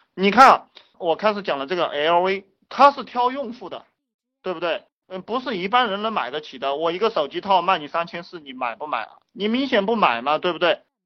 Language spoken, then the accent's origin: Chinese; China